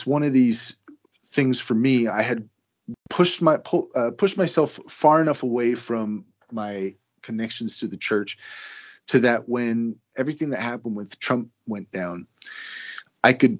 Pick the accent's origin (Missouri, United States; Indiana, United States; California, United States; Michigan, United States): California, United States; growing up in California